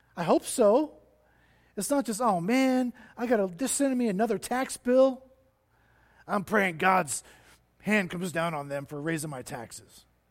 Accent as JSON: {"language": "English", "town": "Cincinnati", "region": "Ohio", "country": "United States", "tie": "born or raised there", "moved": "yes", "lives_now": "Denver, United States", "said": "I was born in Cincinnati, Ohio"}